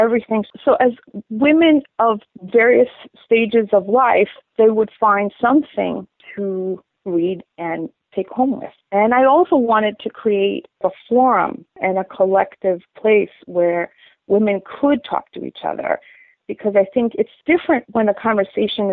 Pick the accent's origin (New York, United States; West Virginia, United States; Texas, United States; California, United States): New York, United States; New York City; also born or lived in South Africa / Greece; And then I grew up in New York.